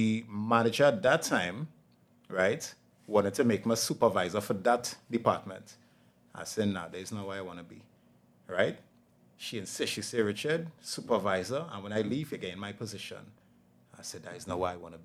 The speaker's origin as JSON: {"language": "English", "town": "Laventille", "country": "Trinidad & Tobago", "tie": "born or raised there", "said": "I was born and raised in Laventille"}